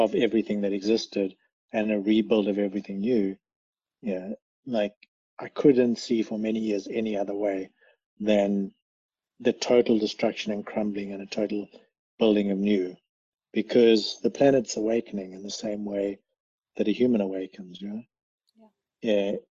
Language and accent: English; South Africa; moved away; we come from South Africa